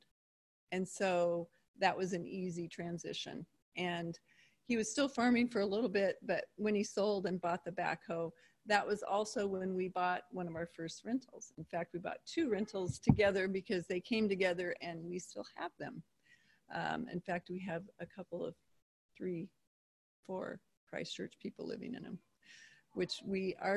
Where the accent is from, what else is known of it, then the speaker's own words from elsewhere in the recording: Seattle, Washington, United States; moved away as an adult; also born or lived in Pullman, Washington; I'm from Seattle area, but I came over here to go to WSU, and then I met him over here.